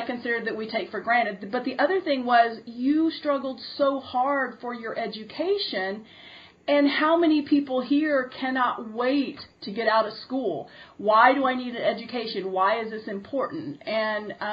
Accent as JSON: {"language": "English", "country": "United States", "tie": "born or raised there", "said": "I grew up here in America"}